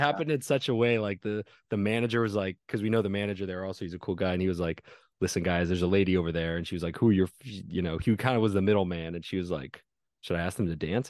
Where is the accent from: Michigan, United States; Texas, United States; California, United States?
California, United States; moved away; I'm in my hometown